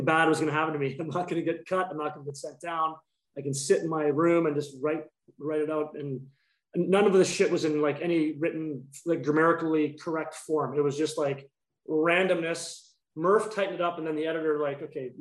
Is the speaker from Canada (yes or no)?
yes; Dryden, Ontario, Canada; moved away; we grew up in Dryden, Ontario